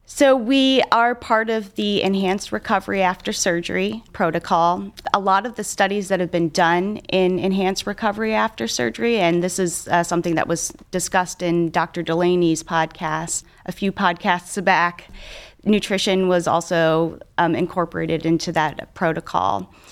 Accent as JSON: {"language": "English", "town": "Cleveland", "region": "Ohio", "country": "United States", "tie": "born or raised there", "said": "I'm a, a local gal, so I grew up on the East Side. I live on the West Side now. I've done all my training and my education in Cleveland."}